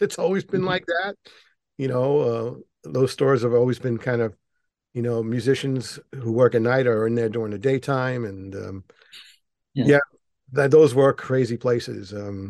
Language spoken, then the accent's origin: English; New York City, New York, United States; I was born in Manhattan and, you know, grown up here